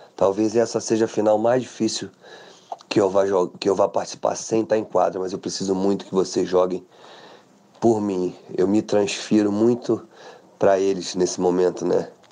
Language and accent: Portuguese; Brazil; Eu como brasileiro